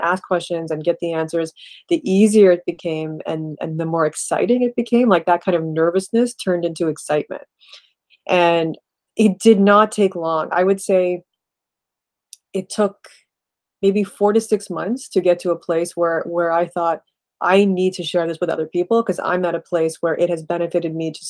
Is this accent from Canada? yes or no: yes; Canada; my parents are from India. I was born in Canada, and always sort of straddling those two cultures.